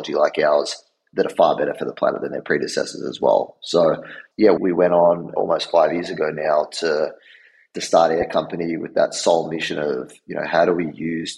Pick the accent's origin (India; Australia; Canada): Australia; moved away as an adult; now in New York, United States; I'm from Australia originally